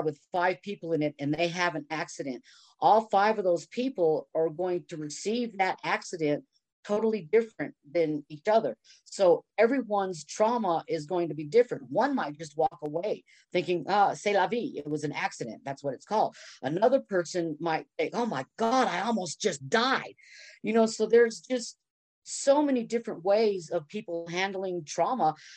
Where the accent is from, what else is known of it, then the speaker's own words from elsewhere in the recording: Texas, United States; moved away as an adult; I was moved to Texas when I was 5 and moved back in my 30s